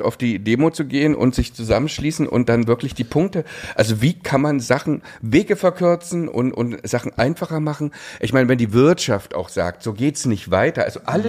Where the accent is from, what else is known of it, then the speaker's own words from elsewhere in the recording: Pößneck, Thuringia, Germany; moved away; da komme ich genau da, wo, wo die AfD am stärksten ist. Das ist da, wo ich aufgewachsen bin